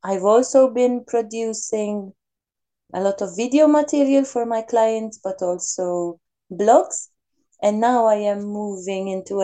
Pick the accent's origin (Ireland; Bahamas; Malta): Malta; now in Switzerland; I am originally from Malta.